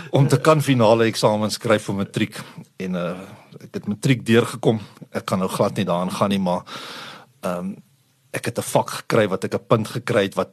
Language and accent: Afrikaans; Eastern Cape, South Africa; Groot geword of sal ek sê gebore in 'n in 'n spoorwegfamilie in wat in die Oos-Kaap uitkom.